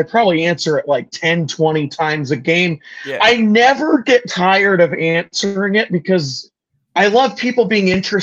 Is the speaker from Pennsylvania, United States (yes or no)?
no; Washington, United States; also born or lived in California / Puyallup, Washington; I was born in California, but I've been living in Washington for 32 years. So I'm a Pacific Northwestern guy